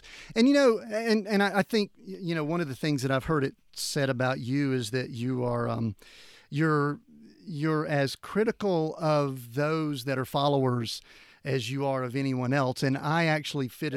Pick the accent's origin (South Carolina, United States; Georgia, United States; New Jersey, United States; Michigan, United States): Georgia, United States; Atlanta; now in Colorado, United States; being a guy from the southern U.S., kind of growing up in the Bible Belt